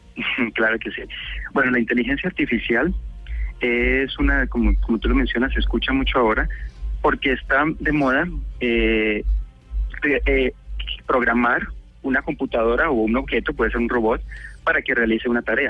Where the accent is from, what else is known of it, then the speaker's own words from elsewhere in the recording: Cali, Valle del Cauca, Colombia; moved away as an adult; now in United States; soy caleño